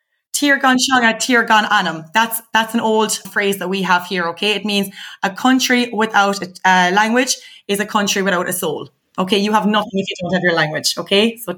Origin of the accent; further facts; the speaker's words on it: Ireland; our culture here in Ireland